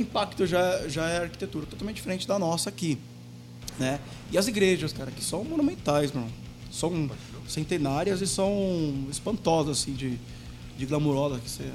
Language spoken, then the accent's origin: Portuguese; Brazil; moved away as an adult; eu saí do Brasil para trabalhar numa pizzaria brasileira